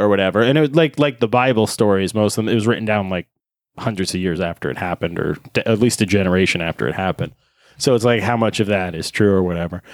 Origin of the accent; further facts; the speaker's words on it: Northeast, United States; growing up in the Northeast